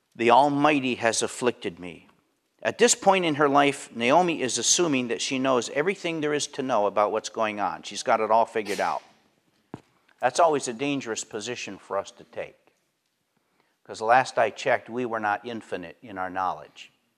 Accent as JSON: {"language": "English", "region": "Pennsylvania", "country": "United States", "tie": "born or raised there", "said": "I grew up in Pennsylvania"}